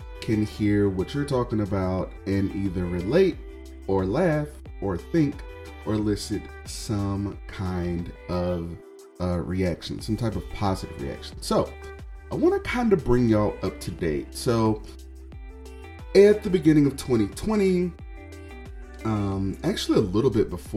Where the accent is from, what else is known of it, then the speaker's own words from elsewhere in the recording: Houston, Texas, United States; moved away as an adult; also born or lived in Austin, Texas / Dallas, Texas / Seattle, Washington; now in Detroit, United States; moving back to my hometown, which is Houston, Texas